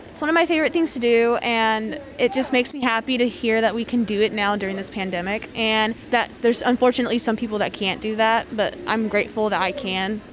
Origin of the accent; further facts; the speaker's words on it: Madison, Alabama, United States; I'm from Madison, Alabama.